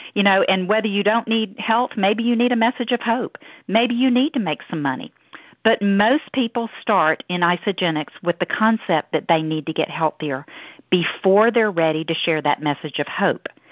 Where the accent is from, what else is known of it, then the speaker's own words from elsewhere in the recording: Deep South, United States; accent: southern; Down here from the deep south. I hope y'all can understand my southern accent.